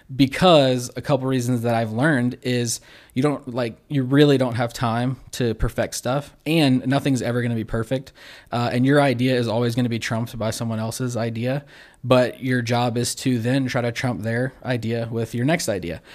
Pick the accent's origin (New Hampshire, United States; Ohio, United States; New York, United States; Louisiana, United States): Louisiana, United States; Baton Rouge; also born or lived in Zachary, Louisiana / Central, Louisiana / Denham Springs, Louisiana; I've lived slightly outside of Baton Rouge my whole life